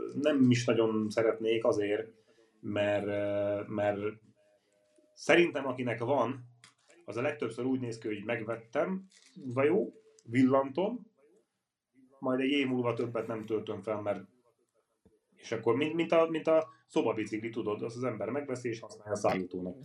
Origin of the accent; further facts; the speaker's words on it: Karancsalja, Nógrád, Hungary; moved away; én Karancsajáról származom, Nógrád megyéből, egy kis falu